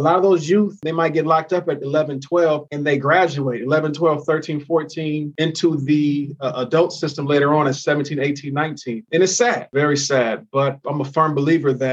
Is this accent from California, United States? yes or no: yes; California, United States; my home state of California